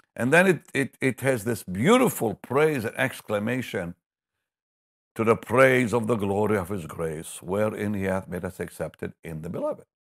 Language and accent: English; Israel; moved away; I grew up in Israel